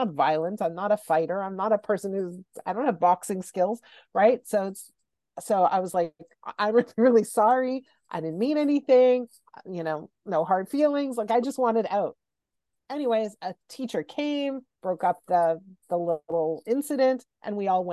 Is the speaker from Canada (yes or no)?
yes; Montreal, Quebec, Canada; I grew up in Montreal, and in Montreal, high school starts in grade 7.